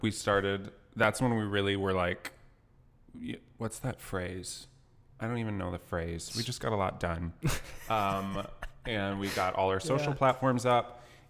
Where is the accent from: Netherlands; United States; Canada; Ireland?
United States; Clinton, Iowa; born there; I was born in Clinton, Iowa, which is a town of 26,000.